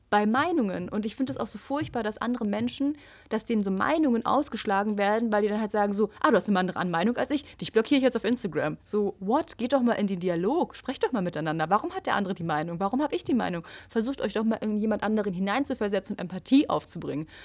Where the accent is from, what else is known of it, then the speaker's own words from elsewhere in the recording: Switzerland; also born or lived in Zurich; bei uns in der Schweiz ist es ja andersrum.